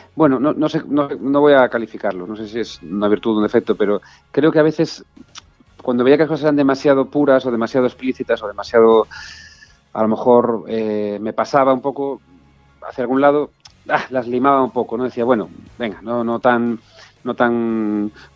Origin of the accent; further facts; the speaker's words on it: Galicia, Spain; moved away as an adult; also born or lived in Buenos Aires, Argentina; mi tierra, que, mi casa